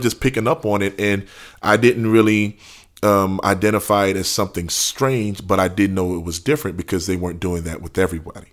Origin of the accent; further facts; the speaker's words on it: New Orleans, Louisiana, United States; born and raised in New Orleans, Louisiana